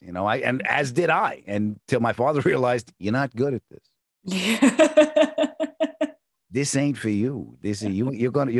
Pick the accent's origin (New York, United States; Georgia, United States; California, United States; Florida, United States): New York, United States; Long Island; also born or lived in Queens, New York; I was born in Queens. I was raised on Long Island.